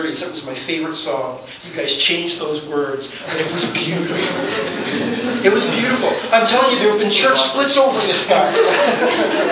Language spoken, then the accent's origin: English; Toronto, Ontario, Canada; Grew up in Toronto